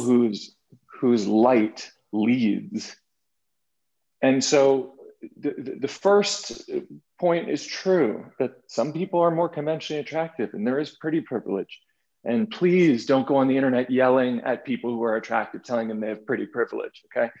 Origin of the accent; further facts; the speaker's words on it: Boston, Massachusetts, United States; moved away as an adult; also born or lived in New York City; growing up in Boston, Massachusetts, and then moving to New York City and living in New York City for 15 years